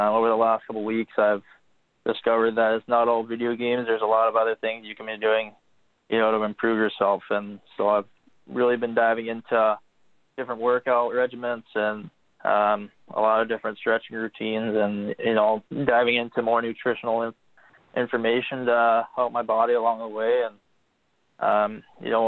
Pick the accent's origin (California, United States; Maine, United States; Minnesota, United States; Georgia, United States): California, United States; Bay Area, Northern; growing up in Northern California, the Bay Area